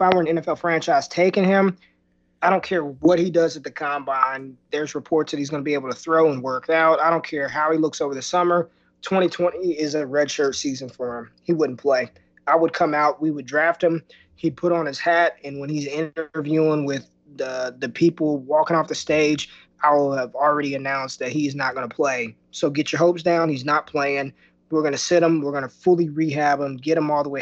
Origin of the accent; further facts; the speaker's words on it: Las Vegas, Nevada, United States; I'm from Las Vegas. I grew up in Las Vegas, Nevada